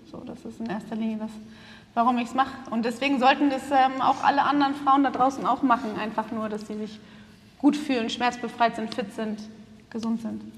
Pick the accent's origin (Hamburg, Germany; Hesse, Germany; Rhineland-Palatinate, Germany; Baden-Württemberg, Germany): Hamburg, Germany; moved away as an adult; now in Berlin, Germany; ich komme aus Berlin, eigentlich aus Hamburg, aber ich bin gerade nach Berlin gezogen